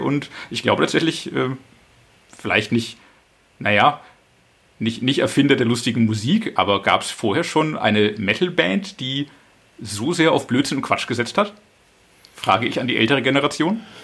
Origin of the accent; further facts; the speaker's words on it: Franconia, Bavaria, Germany; Ich komme auch aus der Region, natürlich. Ich bin davor vorgeprägt aus Franken